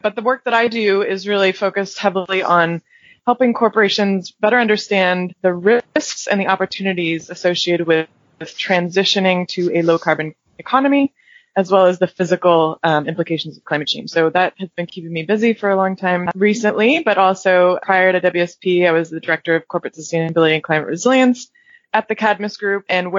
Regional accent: England, United Kingdom; And I actually was born and raised in England, so even though I don't have an accent, it's secretly in me. It comes out when I'm around other British folks.

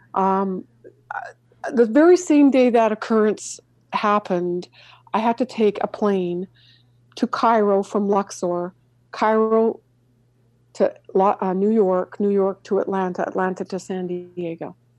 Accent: Canada; moved away; growing up in Canada

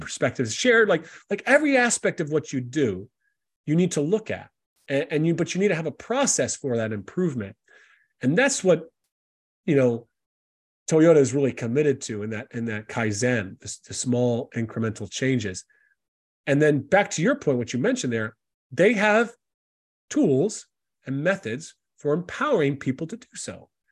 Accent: South Carolina, United States; moved away as an adult; also born or lived in Tennessee / Lithuania; now in Ireland; I grew up in South Carolina in the States

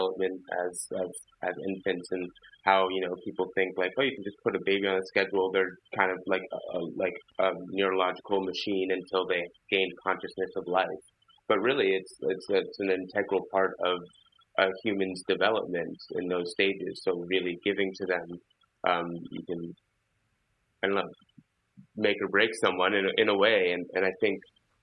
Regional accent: Philadelphia, Pennsylvania, United States; when I was growing up in Philadelphia

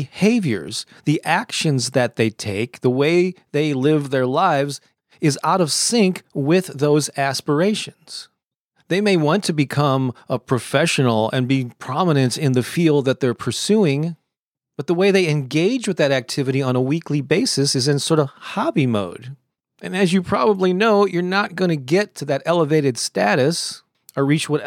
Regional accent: St. Louis, Missouri, United States; my hometown of St. Louis, Missouri

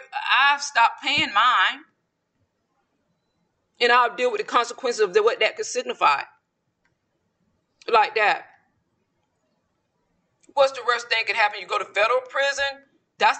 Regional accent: the South, United States; Mine also, when I'm from the South, but my accent is prevalent whoever I'm speaking with, especially when I get excited or emotional. You can tell that I'm from the South.

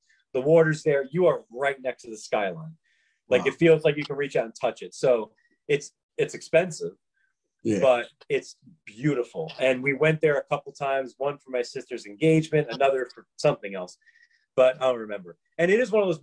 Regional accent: New York City, New York, United States; moved away; I grew up in New York

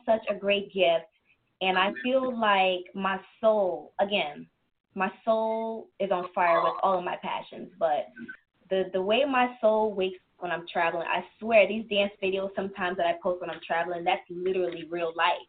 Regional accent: New York City, New York, United States; born or raised there; moved away; also born or lived in Germany / Queens / New Jersey

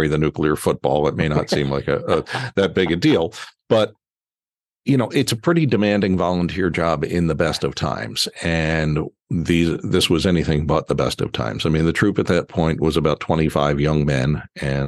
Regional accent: Philadelphia, Pennsylvania, United States; moved away as an adult; also born or lived in Baltimore; I moved to Baltimore from my hometown of Philadelphia when I was 28 years old

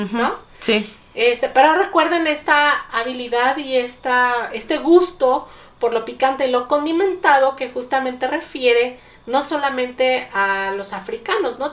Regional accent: Mexico; soy mexicana

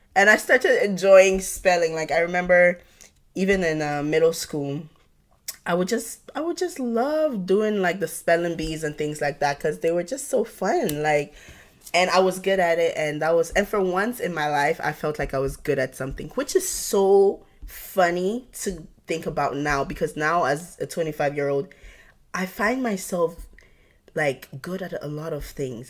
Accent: Ghana; now in United States; I grew up in Ghana

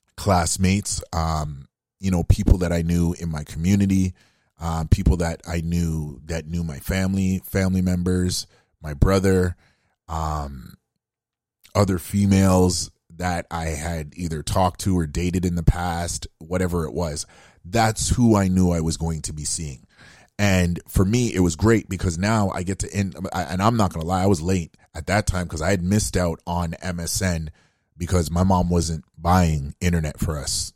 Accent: Canada; being African Canadian myself

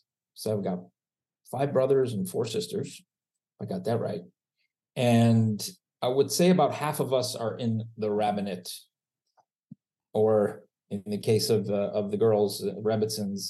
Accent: Long Beach, California, United States; So I grew up in Miami Beach, Florida, till I was 9 years old, and then moved to Long Beach, California, and grew up there

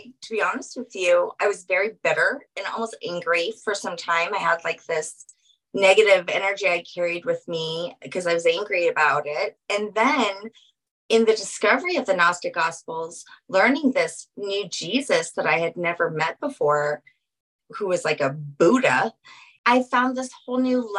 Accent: New Orleans, Louisiana, United States; I'm from originally from New Orleans.

